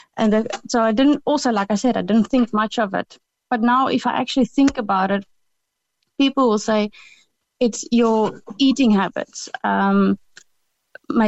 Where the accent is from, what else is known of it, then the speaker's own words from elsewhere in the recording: South Africa; moved away; we call it the loop in South Africa